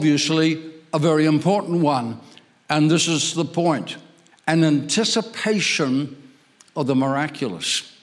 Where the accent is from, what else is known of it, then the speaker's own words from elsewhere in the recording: Ireland; I'm Irish, I was born there